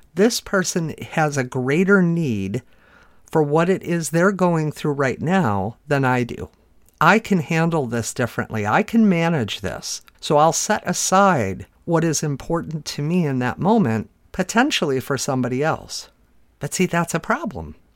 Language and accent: English; Chicago, Illinois, United States; I'm from the Chicago area where we definitely have some yucky winters